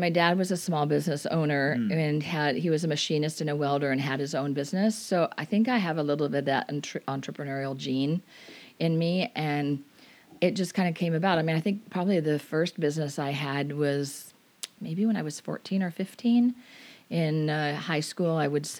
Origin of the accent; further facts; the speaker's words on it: Portland, Oregon, United States; moved away as an adult; also born or lived in Southern California / Washington State; now in Washington, United States; Well, the first part of my life, I was born in Southern California. Okay. And then shortly after that, we moved to the Portland, Oregon area. So I was there through my high school years. And then ever since attending college, I've been in Washington State.